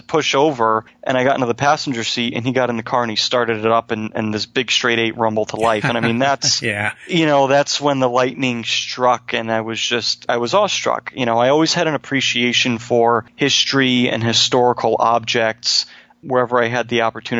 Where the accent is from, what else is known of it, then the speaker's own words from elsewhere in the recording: Manchester, United States; Manchester Motor Car Company in my hometown